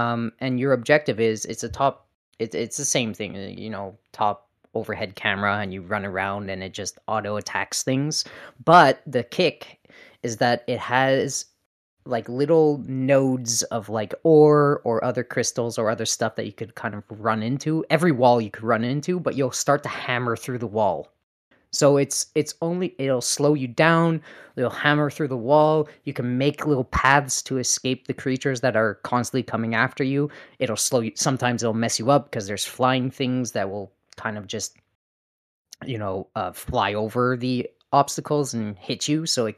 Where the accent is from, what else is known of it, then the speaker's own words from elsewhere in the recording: Canada; At least I'm honest. I'm also a Canadian.